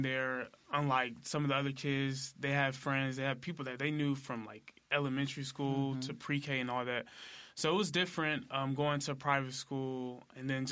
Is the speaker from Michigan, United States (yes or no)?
no; Memphis, Tennessee, United States; also born or lived in Collierville, Tennessee / Germantown, Tennessee; I was born and raised in Memphis, Tennessee